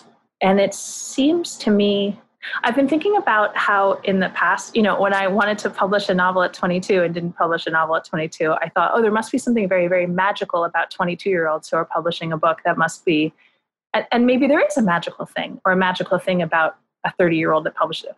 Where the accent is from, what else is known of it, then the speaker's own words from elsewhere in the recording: Northern New Jersey, United States; now in New York, United States; I grew up in Northern New Jersey, in suburban New Jersey, about 15 miles outside New York.